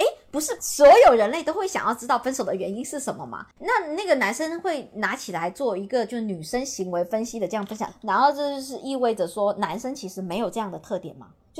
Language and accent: Chinese; Guangdong, China; 你嫌我是潮汕的，这种出身不好的那种潮汕帝国来的人